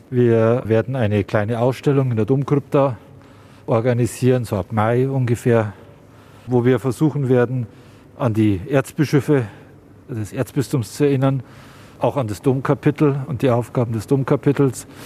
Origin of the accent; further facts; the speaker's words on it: Munich, Bavaria, Germany; born there; im Herzen Münchens, als geborener Münchner, als Pfarrer tätig zu sein